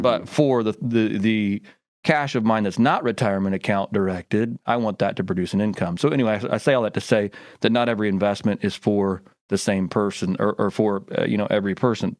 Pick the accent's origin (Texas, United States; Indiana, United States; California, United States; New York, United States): Indiana, United States; now in Memphis, United States; I grew up in Indiana